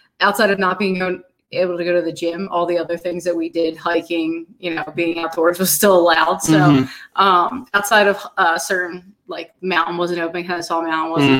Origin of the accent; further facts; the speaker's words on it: Philadelphia, Pennsylvania, United States; moved away; I grew up in Northeast Philadelphia